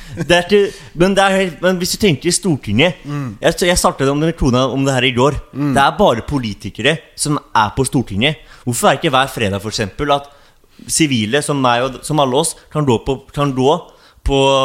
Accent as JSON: {"language": "Norwegian", "region": "Oslo", "country": "Norway", "also_born_or_lived": "Sandefjord", "said": "Jeg er fra Oslo Hovseter"}